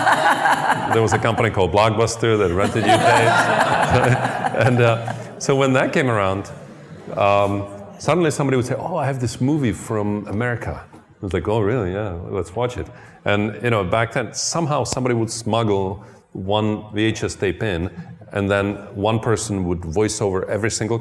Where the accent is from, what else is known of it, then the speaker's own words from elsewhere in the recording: Czechia; moved away; I grew up in Czechoslovakia, it used to be called then, now it's Then it became Czech Republic, now it became Czechia